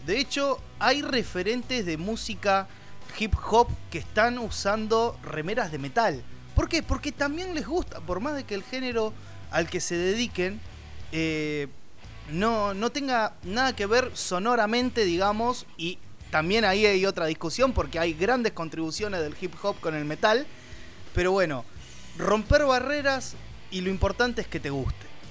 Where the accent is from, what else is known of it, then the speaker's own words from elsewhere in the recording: Buenos Aires, Argentina; nosotros los tres somos, somos de Buenos Aires, de Argentina